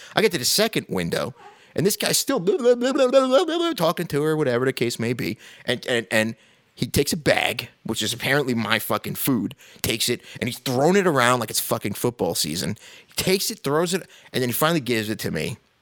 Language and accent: English; New York City, New York, United States; moved away; also born or lived in Midwest; I'm from New York originally